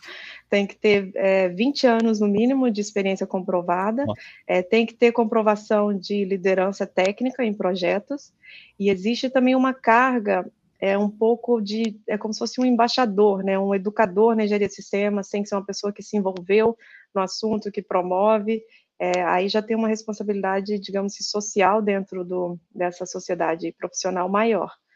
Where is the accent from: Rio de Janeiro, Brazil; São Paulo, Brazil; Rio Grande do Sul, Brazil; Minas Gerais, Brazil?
Minas Gerais, Brazil; Juiz de Fora; moved away as an adult; now in Japan; eu sou aí natural aí de Juiz de Fora, sou mineira